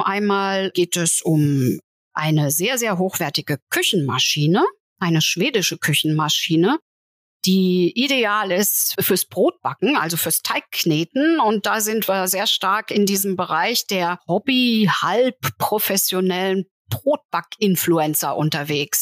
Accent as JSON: {"language": "German", "region": "Saarland", "country": "Germany", "said": "ich als Saarländerin sehr nah an Frankreich war"}